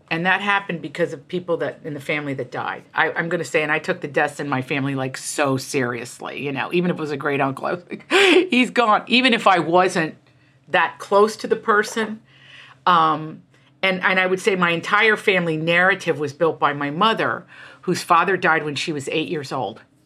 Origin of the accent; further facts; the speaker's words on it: Appalachia, United States; moved away as an adult; also born or lived in Virginia / New York; I come from Appalachia.